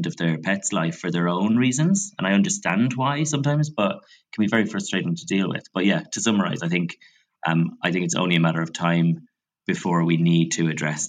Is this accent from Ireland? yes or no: yes; Ireland; growing up in Catholic Ireland